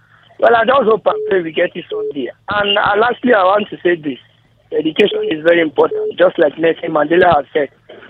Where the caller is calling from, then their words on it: Kano, Kano State, Nigeria; I'm calling you from Kano.